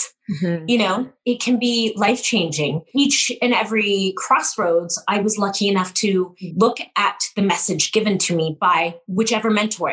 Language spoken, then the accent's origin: English; Canada; I'm a Canadian through and through, born and raised